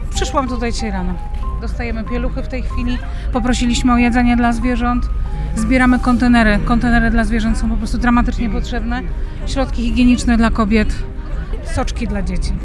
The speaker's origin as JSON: {"language": "Polish", "country": "Poland", "said": "jestem Polką"}